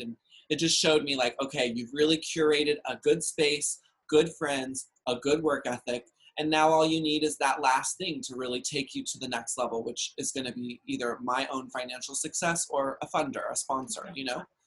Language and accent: English; Dallas, Texas, United States; I grew up in Dallas, Texas